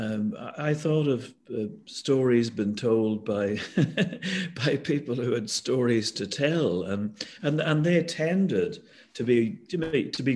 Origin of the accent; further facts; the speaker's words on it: Northern Ireland, United Kingdom; moved away; I'm from Northern Ireland. When I was a kid in the 1950s, before we had television